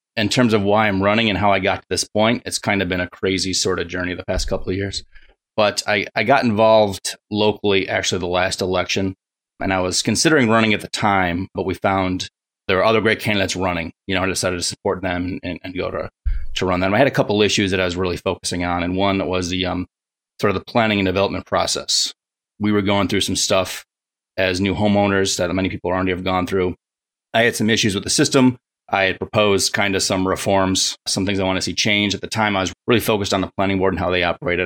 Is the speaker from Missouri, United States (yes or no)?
no; Buffalo, New York, United States; moved away as an adult; also born or lived in Rochester, New York / Seattle, Washington; I grew up around Buffalo, New York